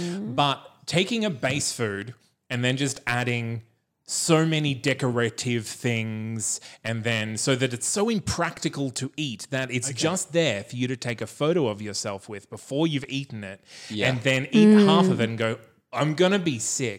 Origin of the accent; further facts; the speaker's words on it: Bundaberg, Queensland, Australia; growing up, there was a cafe in my town of Bundaberg, which is not the same as Cairns.